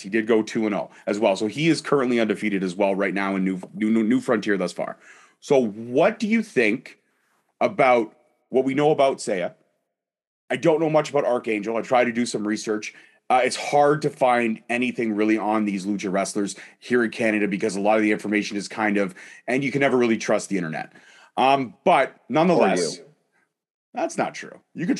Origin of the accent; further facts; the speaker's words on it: Scotland, United Kingdom; Scottish. I'm Scottish. I know how to hold my liquor.